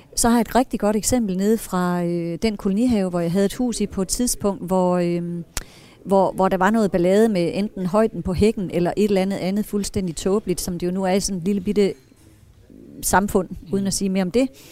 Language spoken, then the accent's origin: Danish; Brovst, North Denmark Region, Denmark; Jeg er født i Brost